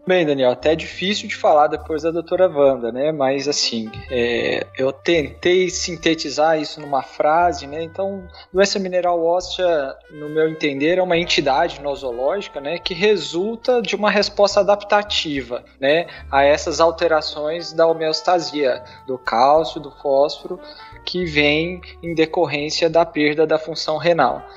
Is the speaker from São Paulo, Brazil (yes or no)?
no; Goiás, Brazil; also born or lived in Ribeirão Preto; já voltei para minha cidade é, em Goiás